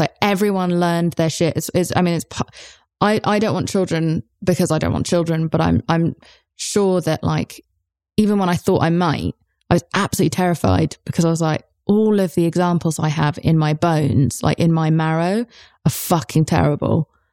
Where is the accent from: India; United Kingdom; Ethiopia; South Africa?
United Kingdom; I'm British